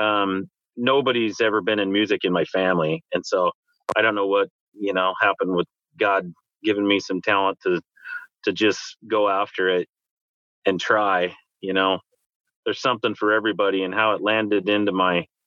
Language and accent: English; Washington coast, United States; growing up on the Washington coast, I mean, it's a jungle over here